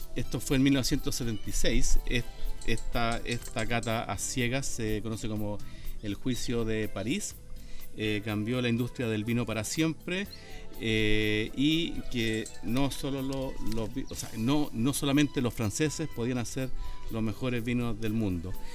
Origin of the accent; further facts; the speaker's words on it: Chile; yo soy de Chile